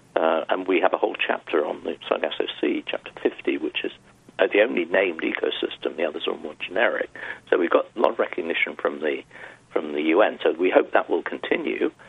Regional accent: United Kingdom; I come from Europe, well, the UK

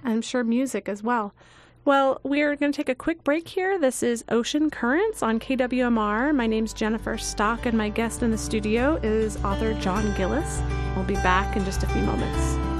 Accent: Long Island, New York, United States; I grew up on Long Island

